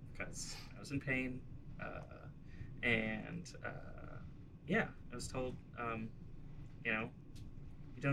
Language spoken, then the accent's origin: English; New York City, New York, United States; I grew up in the Bronx, New York